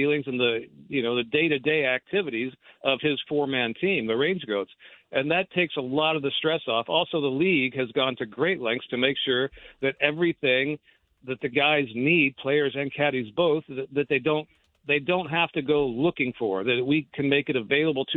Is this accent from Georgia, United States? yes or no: no; Las Vegas, Nevada, United States; moved away as an adult; also born or lived in Tulsa, Oklahoma / Arizona; a kid who was born and raised in Vegas